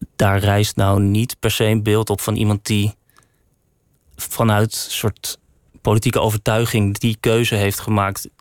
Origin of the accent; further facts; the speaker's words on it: Woerden, Utrecht, Netherlands; moved away as an adult; also born or lived in Amsterdam; Ik kwam uit Woerden